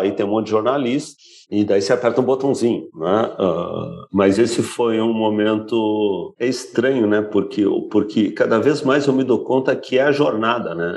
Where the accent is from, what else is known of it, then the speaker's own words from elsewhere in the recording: Brazil; nós éramos eu brasileiro